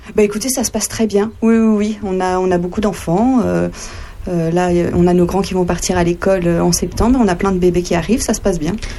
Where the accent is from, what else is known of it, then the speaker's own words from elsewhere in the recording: Sens, Bourgogne-Franche-Comté, France; also born or lived in Dijon; suis originaire du côté de Sens